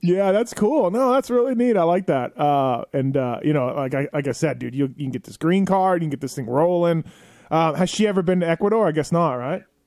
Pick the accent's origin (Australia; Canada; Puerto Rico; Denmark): Canada; now in United States; I'm Canadian